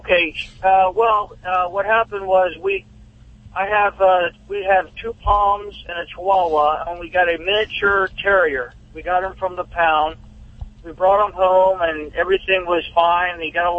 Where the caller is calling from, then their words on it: Rockville, Maryland, United States; Yes, I'm here in Rockville, Maryland.